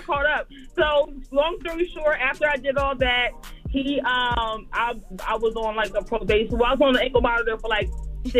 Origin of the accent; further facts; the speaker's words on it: New Jersey, United States; now in Myrtle Beach, United States; I'm actually from Jersey, but I lived here for a couple of years now.